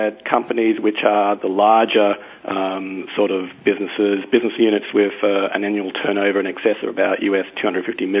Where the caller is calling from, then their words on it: London, United Kingdom; I'm calling from London, England.